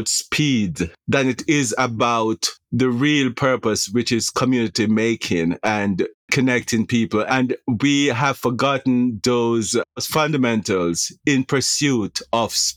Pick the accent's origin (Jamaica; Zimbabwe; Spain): Jamaica; moved away as an adult; now in United States; So I am a Jamaican native